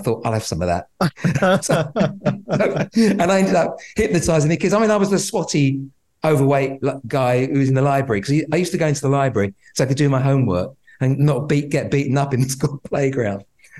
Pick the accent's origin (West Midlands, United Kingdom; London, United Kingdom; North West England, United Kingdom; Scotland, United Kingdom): London, United Kingdom; also born or lived in Nottingham; I grew up in Tottenham, North London